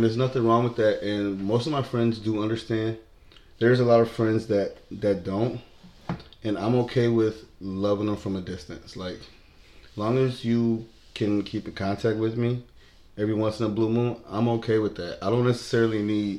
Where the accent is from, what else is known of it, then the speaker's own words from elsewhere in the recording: Buffalo, New York, United States; I was born and raised here in Buffalo, New York